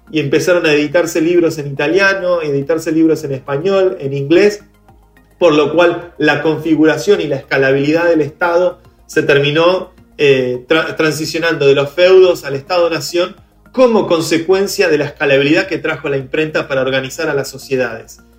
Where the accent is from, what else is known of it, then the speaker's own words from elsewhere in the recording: Venezuela; now in Argentina; yo me fui de Venezuela con todos mis ahorros escondidos en una clave en mi cabeza y ahora estoy en Argentina este, y puedo vivir acá